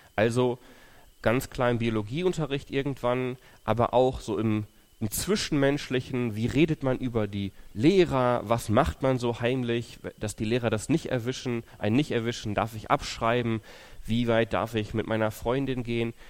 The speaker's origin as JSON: {"language": "German", "town": "Löhne", "region": "North Rhine-Westphalia", "country": "Germany", "tie": "born or raised there", "also_born_or_lived": "Ukraine / Thuringia", "moved": "as an adult", "lives_now": "Ibbenbüren, Germany", "said": "ich bin in Ostwestfalen aufgewachsen, also Löhne, Bad Oeynhausen, da die Ecke."}